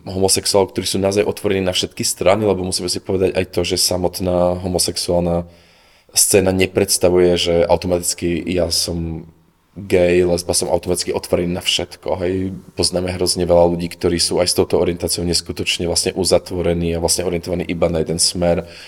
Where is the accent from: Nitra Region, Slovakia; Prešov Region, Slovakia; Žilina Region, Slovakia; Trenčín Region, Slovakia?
Žilina Region, Slovakia; Oravská Polhora; also born or lived in Košice; now in Prague, Czech Republic; u nás doma v Polhore